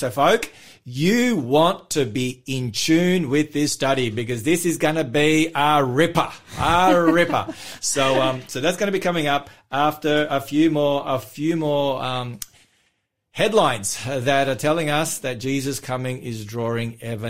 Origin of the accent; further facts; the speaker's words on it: Melbourne, Victoria, Australia; my hometown